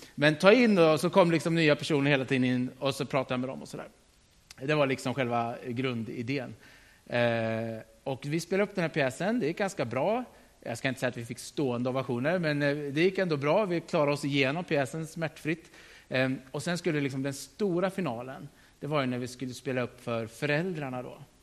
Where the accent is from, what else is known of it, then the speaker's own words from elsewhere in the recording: Sturefors, Östergötland, Sweden; jag är uppvuxen i Sturefors